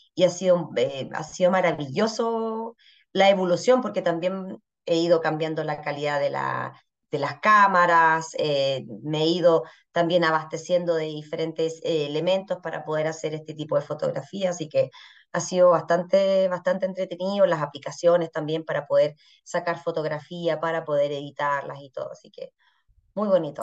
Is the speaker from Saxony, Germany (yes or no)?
yes; Saxony, Germany; moved away as an adult; now in Chile; de Sajonia, que es de la región de donde vengo yo